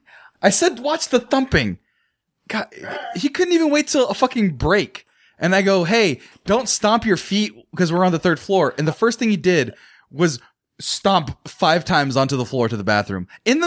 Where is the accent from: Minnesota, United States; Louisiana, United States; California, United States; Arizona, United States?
California, United States; Fresno; I grew up in Fresno, California.